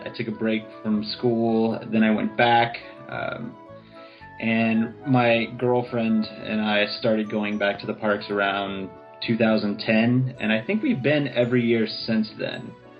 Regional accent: New Orleans, Louisiana, United States; moved away; I'm also from New Orleans, so riverboats were very common going up and down the Mississippi River.

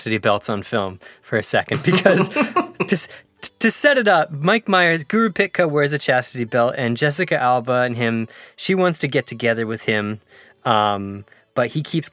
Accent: Canada; as a Canadian

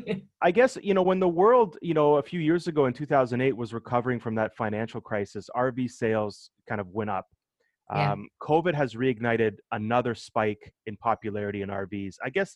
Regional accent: Canada; being in, you know, in Canada and being Canadian.

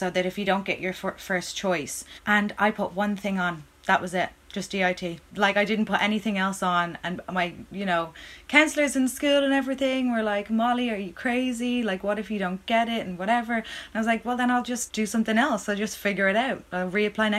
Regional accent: Ireland; as an Irish person

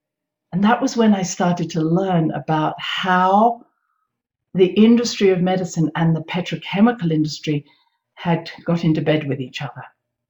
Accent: United Kingdom; now in United States; But because I came from Britain and we had so much complementary medicine available, I hadn't known about what had happened here in America.

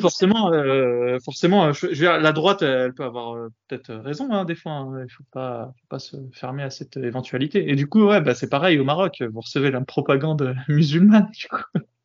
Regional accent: France; chez nous en France

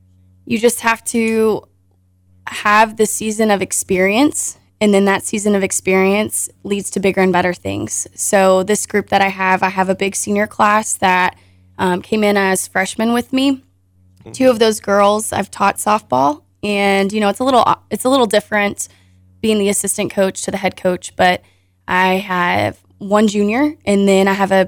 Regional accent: Ozark, Missouri, United States; I grew up in Ozark, Missouri.

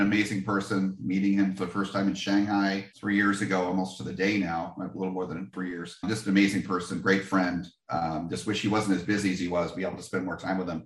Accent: New Jersey, United States; I'm from New Jersey.

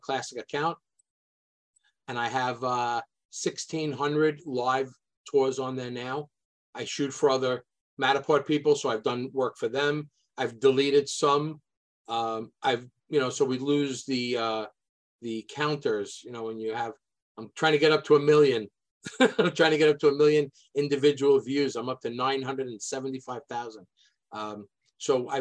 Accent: New York City, New York, United States; I grew up in Sheepshead Bay, Brooklyn

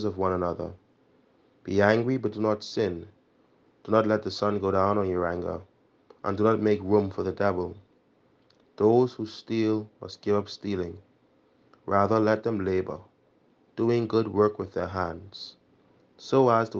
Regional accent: Nassau, New Providence, Bahamas; moved away as an adult; now in Barbados; I am from the Parish of St. Gregory the Great, located on Carmichael Road, New Providence.

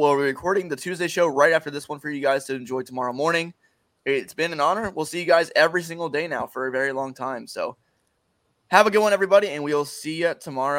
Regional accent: Cincinnati, Ohio, United States; I'm from Cincinnati.

